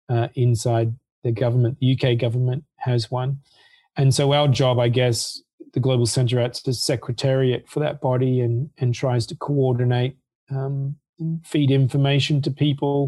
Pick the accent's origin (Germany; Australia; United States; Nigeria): Australia; I come from Australia, so it's high school certificate in Australia